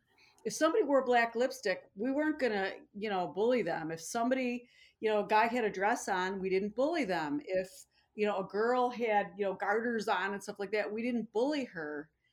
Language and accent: English; Buffalo, New York, United States